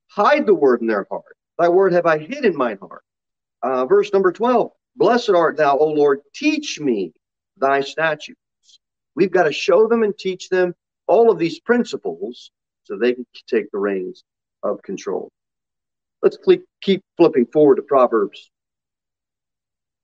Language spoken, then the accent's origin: English; United States; We are Americans, and we are American Christians